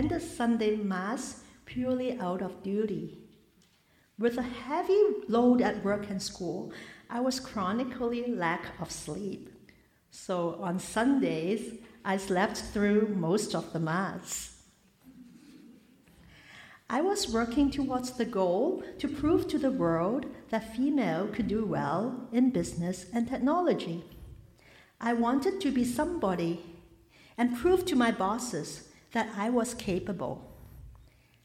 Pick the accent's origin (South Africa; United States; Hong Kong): Hong Kong; Born and raised in Hong Kong, in a family